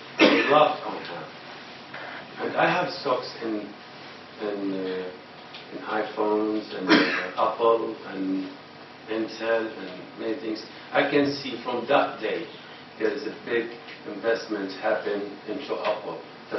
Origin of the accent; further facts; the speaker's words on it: Bahrain; I'm originally from Bahrain. It's Bahrain, but I'm born here.